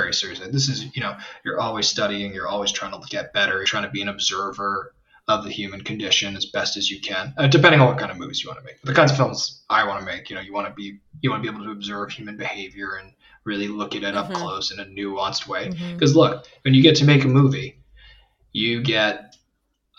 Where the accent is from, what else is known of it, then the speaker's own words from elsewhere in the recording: New York City, New York, United States; I grew up in New York City